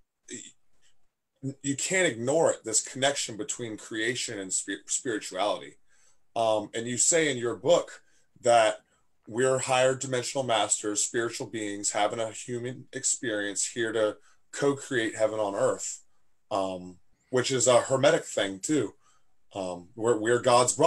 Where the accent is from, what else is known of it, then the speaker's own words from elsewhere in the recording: Fredericksburg, Virginia, United States; I was raised here in Fredericksburg